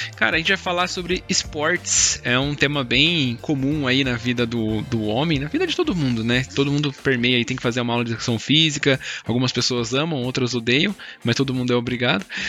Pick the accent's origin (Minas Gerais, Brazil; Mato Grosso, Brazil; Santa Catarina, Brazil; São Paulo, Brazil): São Paulo, Brazil; Mogi; tinha uma escola de futebol pública aqui na cidade do, de onde eu nasci, Mogi